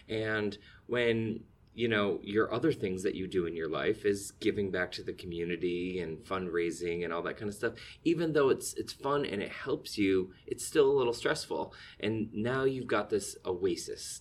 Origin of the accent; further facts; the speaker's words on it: Keeseville, New York, United States; I actually spent, uh, my earliest years growing up in Katyville